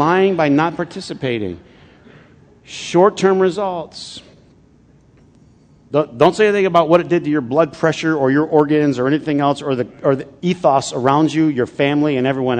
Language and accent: English; Flint, Michigan, United States; I grew up in Flint.